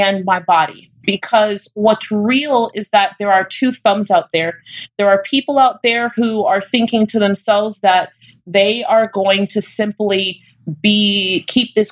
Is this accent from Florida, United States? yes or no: yes; Florida, United States; I'm from Florida.